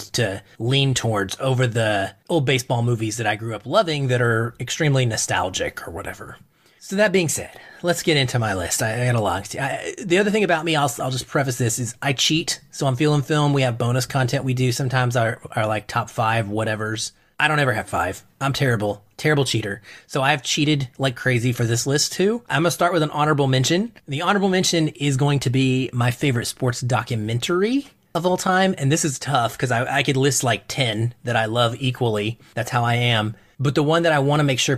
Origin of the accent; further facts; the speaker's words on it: Arkansas, United States; I grew up in the South. I'm from Arkansas